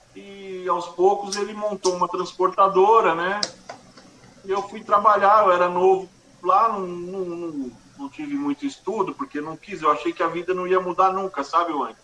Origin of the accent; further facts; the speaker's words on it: ABC Paulista, São Paulo, Brazil; Eu sou aqui do ABC